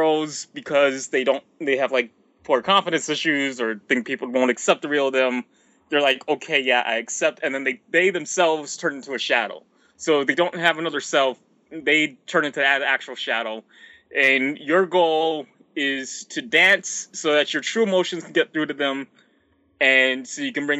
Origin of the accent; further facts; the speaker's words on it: United States; I'm an American